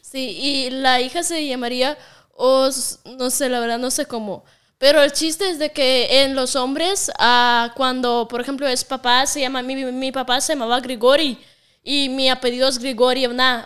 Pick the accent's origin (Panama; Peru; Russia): Russia; Siberia; accent: Russian; Spanish is a second language; also born or lived in Moscow, Russia / Spain; now in Mexico; soy de Rusia. Sí, pero de La parte de, Rusia que de donde soy se llama Siberia, es la parte más fría del mundo